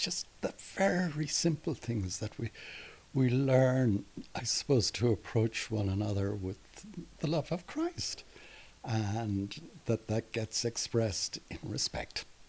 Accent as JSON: {"language": "English", "town": "Derry", "region": "Northern Ireland", "country": "United Kingdom", "tie": "born or raised there", "said": "I grew up in Derry"}